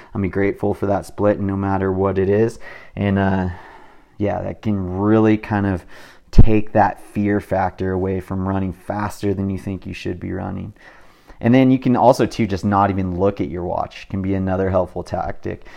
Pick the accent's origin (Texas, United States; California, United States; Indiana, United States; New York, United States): California, United States; I'm from California